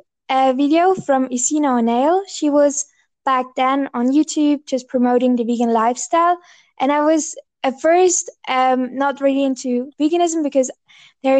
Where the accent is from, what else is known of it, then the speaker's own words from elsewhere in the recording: Bavaria, Germany; I'm from Bavaria. So Bavaria is in the south of Germany